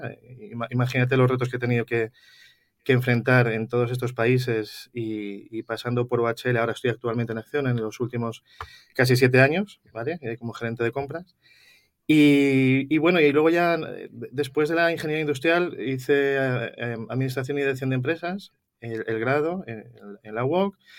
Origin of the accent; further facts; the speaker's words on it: Madrid, Community of Madrid, Spain; yo soy originario de Madrid, soy lo que se llama eh, un, gato